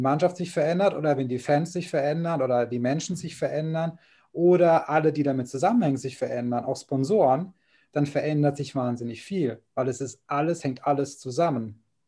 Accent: Kaiserslautern region, Rhineland-Palatinate, Germany; ich komme ja aus der Region

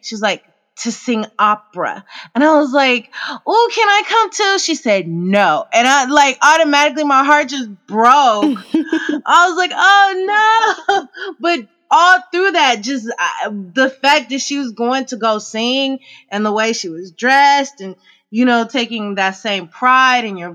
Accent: Oakland, California, United States; also born or lived in Emeryville; I grew up mainly in Oakland and Emeryville area

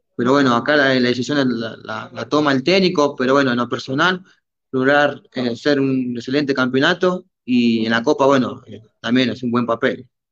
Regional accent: Argentina; moved away as an adult; now in Peru; de chico, cuando yo estaba en Argentina

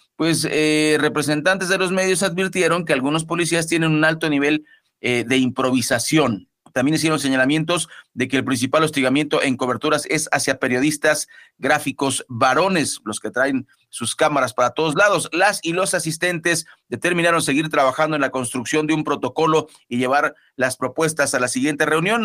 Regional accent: Mexico; todos somos mexicanos

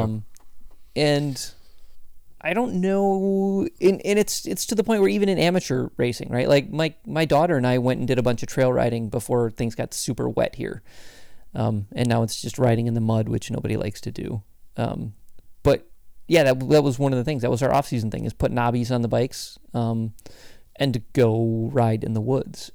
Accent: Michigan, United States; moved away; I grew up in Michigan very close to where you live right now.

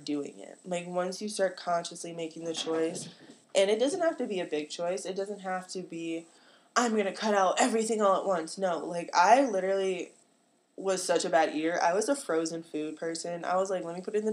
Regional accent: Chicagoland area, Illinois, United States; I come from the Chicagoland area. I'm the hometown that I'm from is real cornfield

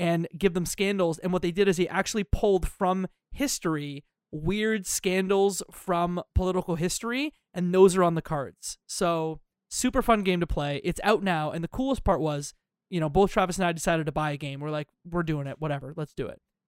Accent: Canada; I'm Canadian

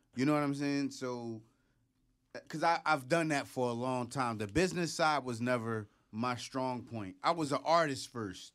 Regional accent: Philadelphia, Pennsylvania, United States; Hunting Park, Logan's, my home. you know, uh, you know, I lived in Logan. I lived, you know, in Hunter

